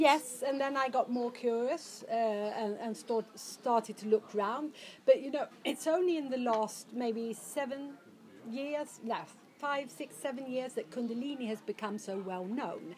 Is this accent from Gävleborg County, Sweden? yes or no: no; Stockholm, Stockholm County, Sweden; I, I, I, was brought up in Stockholm, or as a teenager, I was brought up in Stockholm